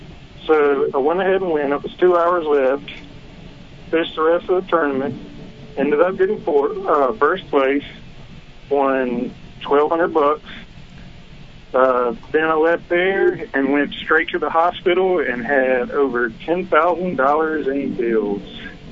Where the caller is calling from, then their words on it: South Carolina, United States; from South Carolina.